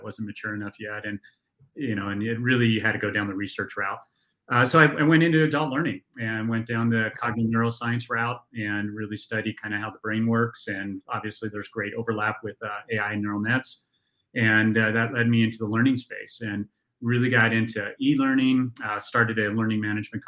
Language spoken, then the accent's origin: English; Golden, Colorado, United States; I grew up in the town that we are actually headquartered in right now, Golden.